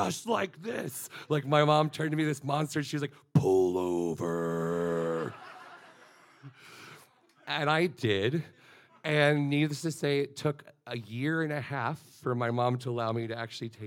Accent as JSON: {"language": "English", "region": "Florida", "country": "United States", "said": "I am from Florida"}